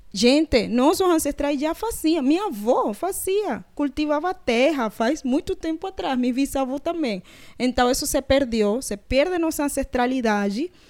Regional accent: Panama; Portuguese is a second language; now in Brazil; Tinha de Panamá, que a gente lá tem palenques

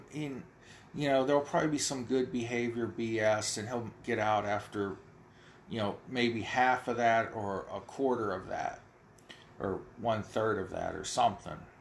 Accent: United States; I live where Pennsylvania, Ohio, and West Virginia all come together uh, on along the Ohio River and I can see from my hometown

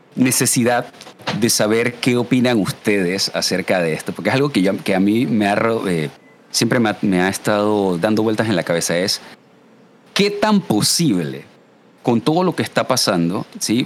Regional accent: Panama; yo soy panameño siempre he sido súper eh, orgulloso del portar el 507 el PTY

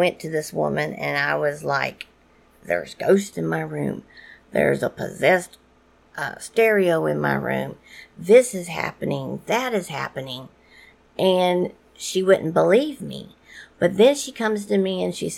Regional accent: New Orleans, Louisiana, United States; I am from New Orleans and I am half Cajun.

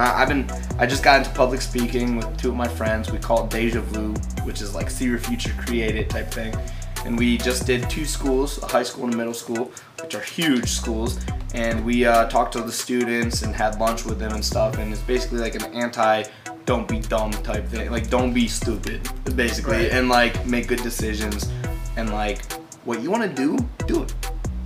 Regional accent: Cleveland, Ohio, United States; I'm from Cleveland, baby. But that's not the best place I've been for tour. It's not the best place. I love Cleveland. It's my home.

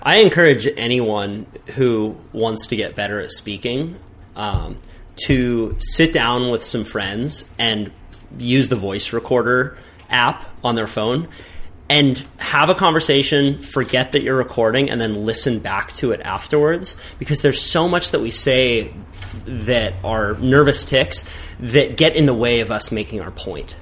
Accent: Santa Cruz, California, United States; growing up in Santa Cruz

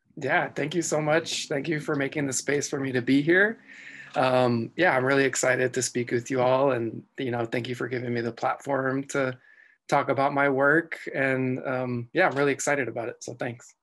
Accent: El Paso, Texas, United States; moved away; also born or lived in southern New Mexico; I grew up in El Paso, Texas, um, I was, I was, I was born in, uh, New Mexico, in southern New Mexico

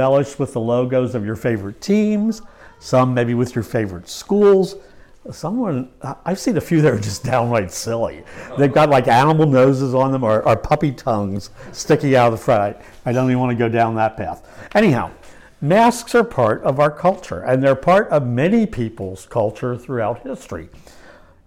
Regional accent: Lancaster County, Pennsylvania, United States; I was raised in Lancaster County by godly parents

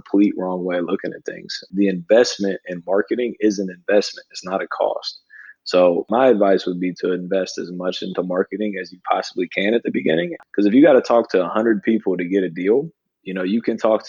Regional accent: Columbus, Ohio, United States; born and raised in Columbus, Ohio

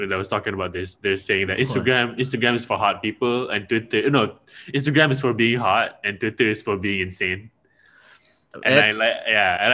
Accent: Malaysia; I am from Malaysia

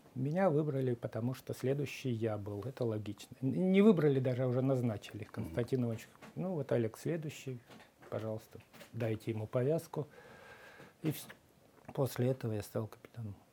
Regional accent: Krasnoyarsk, Krasnoyarsk Krai, Russia; moved away as an adult; я из Красноярска, я Сибирь

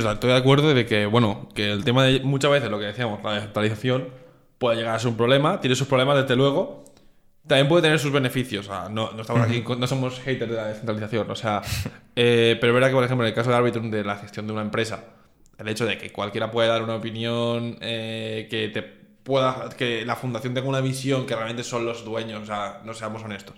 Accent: Spain; siendo de español

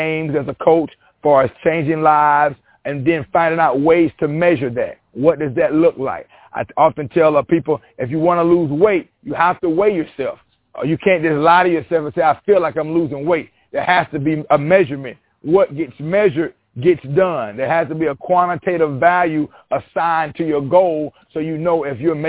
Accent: Panama City, Florida, United States; also born or lived in Walton County, Florida / Union Springs, Alabama; I'm born and raised in Panama City, Florida

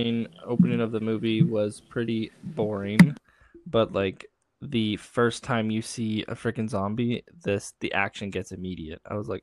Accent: Canada; accent: Canadian; also born or lived in western Canada; I talk really Canadian. Like, I say sorry and I say a lot.

